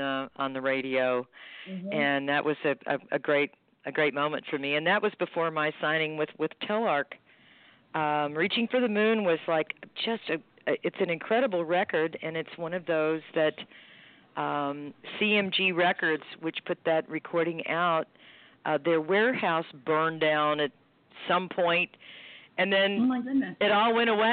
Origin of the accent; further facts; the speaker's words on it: Houston, Texas, United States; he's from my hometown of Houston, and he's, you know, a great, great tenor player